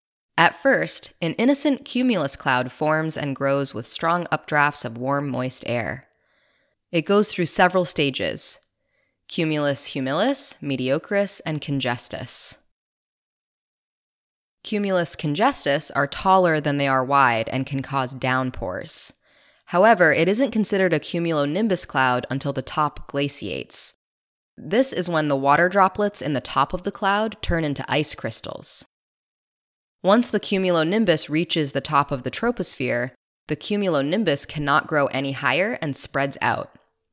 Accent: Iowa, United States; I grew up in Iowa, which is part of Tornado Alley, a collection of states where tornado activity is higher than the rest of the U.S.

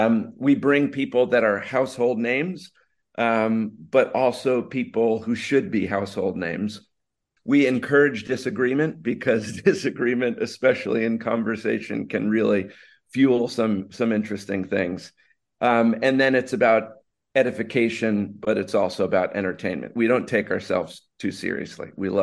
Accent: Parsippany, New Jersey, United States; moved away as an adult; And yeah, I came to COA from New Jersey. I grew up in a spot called Parsippany, New Jersey, and the first one in my family to go off to college, and wound up here in the fall of 1988 and graduated in 1992.

